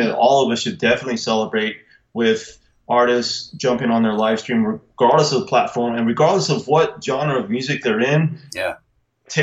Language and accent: English; Albuquerque, New Mexico, United States; We're from Albuquerque, New Mexico